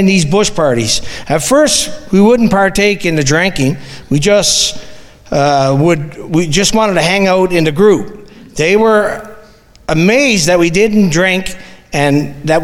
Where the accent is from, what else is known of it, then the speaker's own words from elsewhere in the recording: Newfoundland and Labrador, Canada; moved away as an adult; also born or lived in Fort McMurray / Spruce Grove; if you can tell by my accent, I'm from Newfoundland